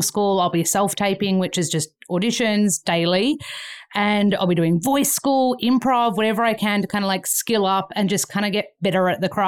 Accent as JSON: {"language": "English", "country": "Australia", "moved": "as an adult", "lives_now": "Los Angeles, United States", "said": "I'm from Australia"}